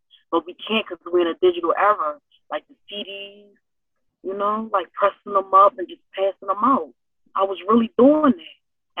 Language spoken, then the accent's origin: English; Philadelphia, Pennsylvania, United States; North Philly, oh man, always been a struggle, always been a struggle, and still a struggle.